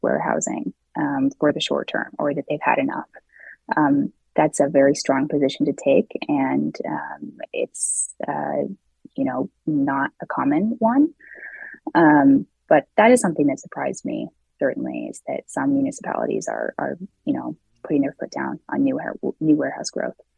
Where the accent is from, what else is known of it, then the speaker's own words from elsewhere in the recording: Seattle, Washington, United States; in Seattle, my hometown